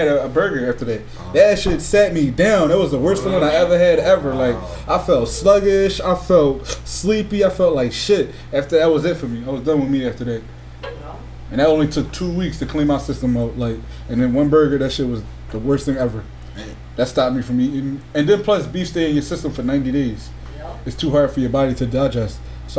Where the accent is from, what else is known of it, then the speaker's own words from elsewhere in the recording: Philadelphia, Pennsylvania, United States; My pronunciation crazy. I'm from Philly.